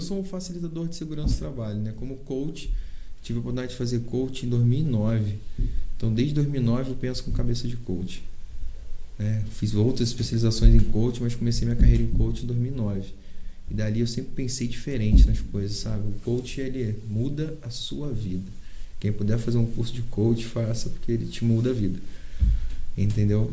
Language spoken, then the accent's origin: Portuguese; Valença, Brazil; Eu nasci em Valença, eu amo Valença